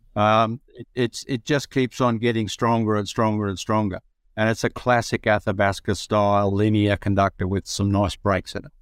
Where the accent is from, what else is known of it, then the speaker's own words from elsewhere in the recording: Broken Hill, New South Wales, Australia; I'm a Broken Hill boy, so I was born in Broken Hill